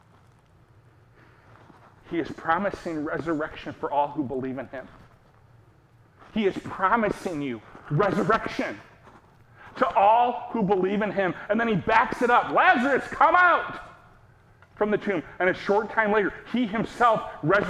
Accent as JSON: {"language": "English", "country": "United States", "said": "we, as an American people"}